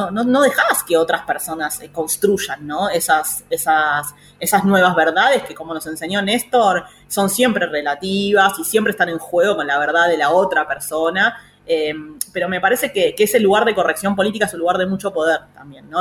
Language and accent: Spanish; Pilar, Buenos Aires Province, Argentina; yo soy de Pilar